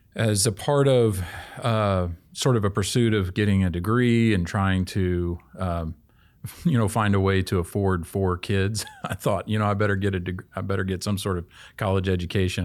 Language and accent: English; Kansas City, Kansas, United States; I grew up in Kansas City, Kansas.